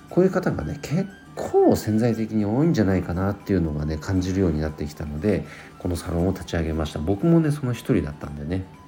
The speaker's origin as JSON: {"language": "Japanese", "region": "Nagano", "country": "Japan", "tie": "born or raised there", "said": "地元長野県"}